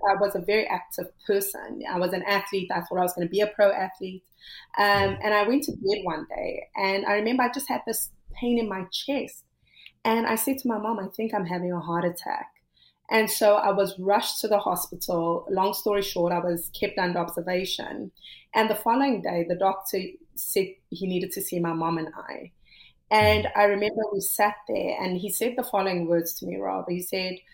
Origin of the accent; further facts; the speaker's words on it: South Africa; I come from South Africa, which at the time was, you know, very racially divided